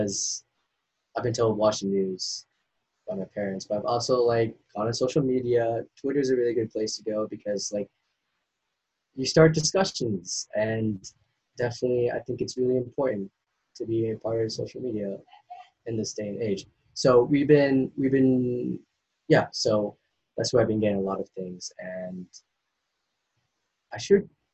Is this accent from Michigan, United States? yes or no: no; Maine, United States; also born or lived in Asia; I'm from Maine